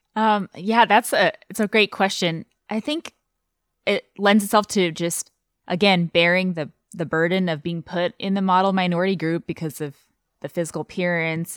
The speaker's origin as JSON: {"language": "English", "country": "Taiwan", "tie": "born or raised there", "second_language": "English", "moved": "yes", "lives_now": "United States", "said": "born and raised in Taiwan"}